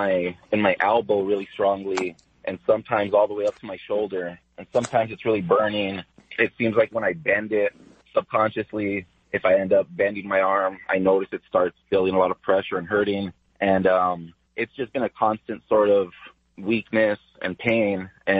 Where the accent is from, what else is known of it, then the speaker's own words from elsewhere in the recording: Los Angeles, California, United States; I grew up in East Los Angeles and went to Garfield High School mainly.